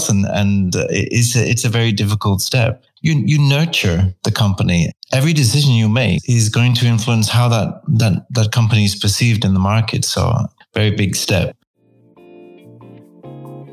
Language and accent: English; United Kingdom; being British